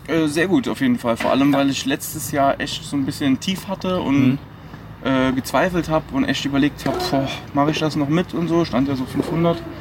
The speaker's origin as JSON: {"language": "German", "region": "Saarland", "country": "Germany", "tie": "born or raised there", "said": "ich bin in Deutschland geboren, ähm, im Saarland"}